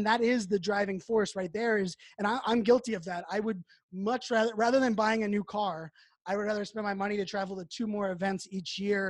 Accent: Pittsburgh, Pennsylvania, United States; I grew up in Pittsburgh.

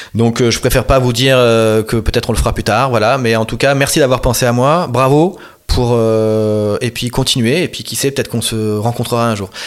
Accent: Marseille, Provence-Alpes-Côte d'Azur, France; j'ai grandi dans une cité HLM très populaire de, Marseille, du centre de Marseille

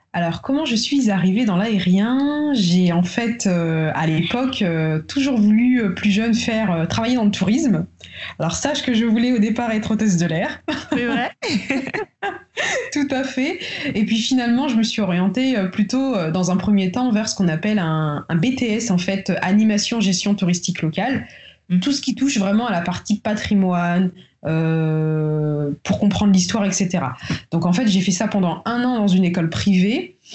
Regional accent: Paris, Île-de-France, France; moved away as an adult; also born or lived in Tours; now in Guadeloupe; je vis en Guadeloupe depuis 6 mois. Euh, j'ai toujours vécu sinon à Paris, entre Tours et Paris

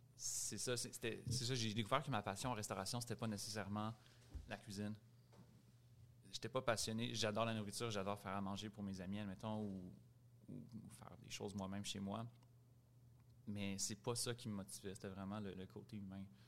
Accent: Montreal, Quebec, Canada; Grandi à Montréal, Rosemont Est.

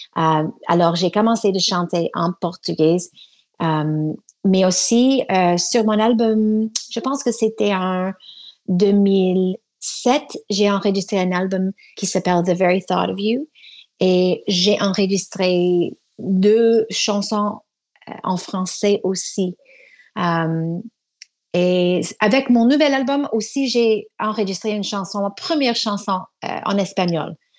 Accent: Toronto, Ontario, Canada; first language English; French is a second language; also born or lived in Quebec City, Canada; Je suis née à Toronto

